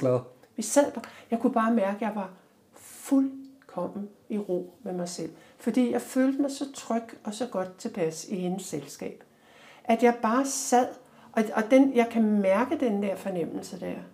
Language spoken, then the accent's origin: Danish; Denmark; jeg sidder der som dansker